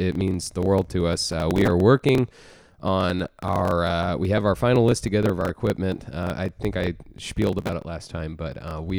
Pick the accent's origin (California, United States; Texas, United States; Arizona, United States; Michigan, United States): Texas, United States; Texas? born and raised here. I don't know where my accent went.